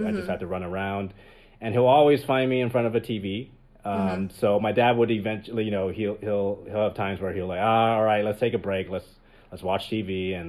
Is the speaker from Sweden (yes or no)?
no; Richmond, British Columbia, Canada; moved away as an adult; now in Los Angeles, United States; I'm from Vancouver. Okay. Yeah. I grew up there, born and raised. I moved to LA when I was... I think it's now been 11 years. I've been in LA for 11 years.